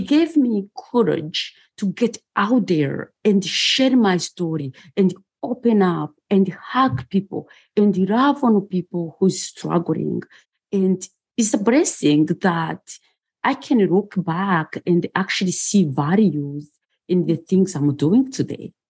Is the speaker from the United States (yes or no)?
no; Rwanda; moved away; also born or lived in Bucharest, Romania; I was born in Bucharest, Romania, and I grew up in Rwanda.